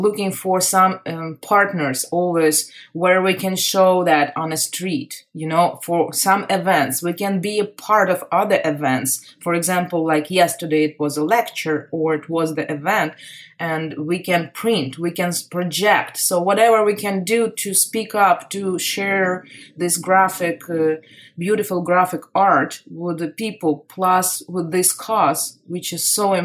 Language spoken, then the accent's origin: English; Kharkiv, Kharkiv Oblast, Ukraine; English is a second language; moved away as an adult; also born or lived in Moscow, Russia; now in Los Angeles, United States; I am from Kharkiv. It's the second largest city in Ukraine